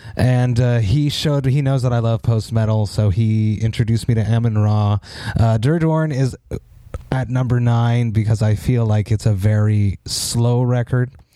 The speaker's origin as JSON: {"language": "English", "town": "Montreal", "region": "Quebec", "country": "Canada", "tie": "born or raised there", "said": "my hometown of Montreal"}